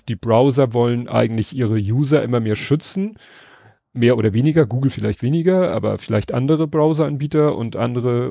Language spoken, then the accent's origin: German; Hamburg, Germany; als Hamburger